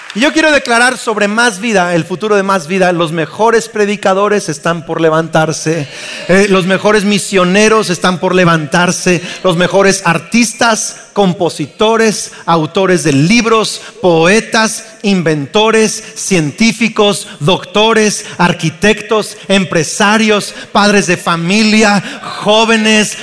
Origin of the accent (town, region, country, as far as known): Mexico